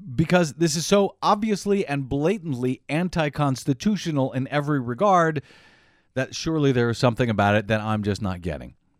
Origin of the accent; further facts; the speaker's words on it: Missouri, United States; moved away; I'm from Missouri, so Kansas is right next door. Not that different from where I'm from originally